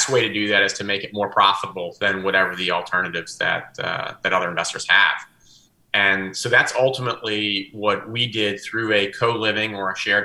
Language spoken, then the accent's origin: English; New Orleans, Louisiana, United States; moved away as an adult; now in Atlanta, United States; I was born and bred in New Orleans, so I'm still a Saints fan, even though I've been in Atlanta more than 20 years now